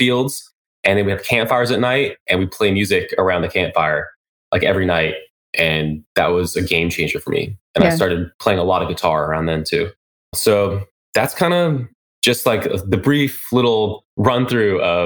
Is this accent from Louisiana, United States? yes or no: no; Taos, New Mexico, United States; also born or lived in Albuquerque, New Mexico; now in California, United States; I grew up in New Mexico